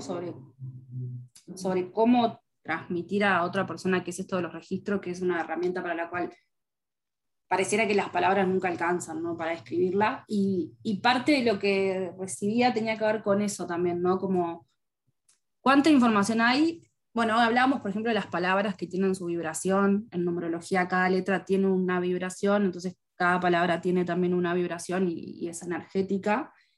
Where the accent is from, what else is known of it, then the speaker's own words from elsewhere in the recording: Uruguay; yo soy uruguaya y vivo en Montevideo